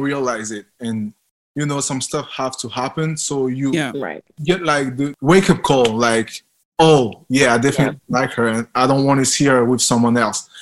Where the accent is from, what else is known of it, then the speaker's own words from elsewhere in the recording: France; accent: French; I'm French